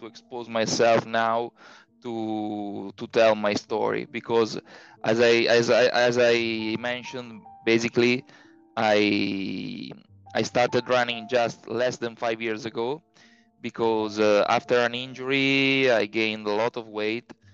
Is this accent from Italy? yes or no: yes; Tortona, Piedmont, Italy; I am from Italy, the town is called Tortona. It is halfway between Milan and Genoa.